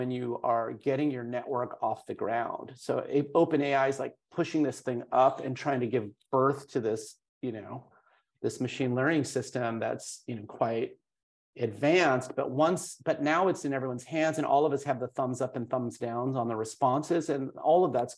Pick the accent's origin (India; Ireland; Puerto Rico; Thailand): India; I'm from India. I've spent a lot of time in India